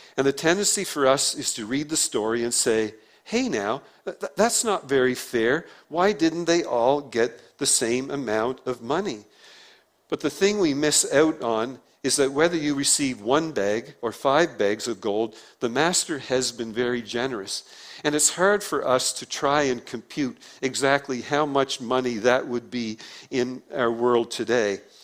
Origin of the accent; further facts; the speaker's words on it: Prince Edward Island, Canada; accent: PEI; my PEI accent because we say beg on PEI instead of bag